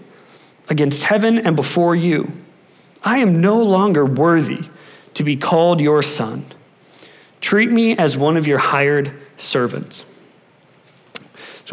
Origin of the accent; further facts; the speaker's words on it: Wisconsin, United States; moved away; I'm from Wisconsin